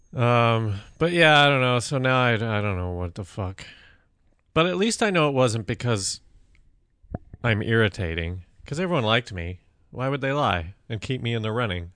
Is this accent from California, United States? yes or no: no; Colorado, United States; moved away; growing up in Colorado